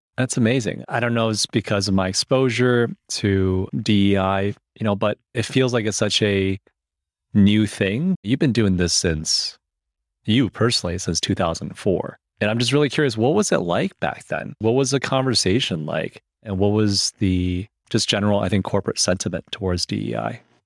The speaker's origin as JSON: {"language": "English", "region": "Michigan", "country": "United States", "tie": "born or raised there", "also_born_or_lived": "China", "said": "I was born in China, I moved to the U S when I was seven, and I moved to Michigan, which was not California."}